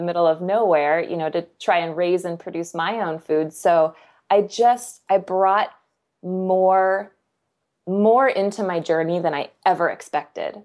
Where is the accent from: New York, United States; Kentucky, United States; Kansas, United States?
Kansas, United States; I'm from Kansas.